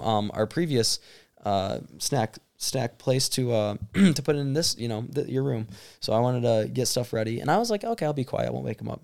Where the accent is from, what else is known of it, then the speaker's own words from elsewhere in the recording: Michigan, United States; we're from Michigan